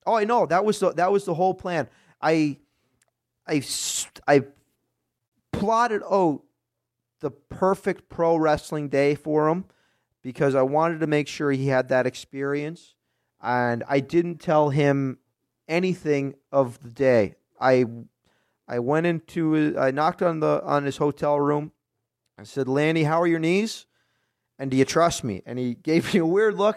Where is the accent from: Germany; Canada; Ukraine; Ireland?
Canada; Nova Scotia; I'm on the East Coast, in Nova Scotia, so in the Maritimes, right on the Atlantic Ocean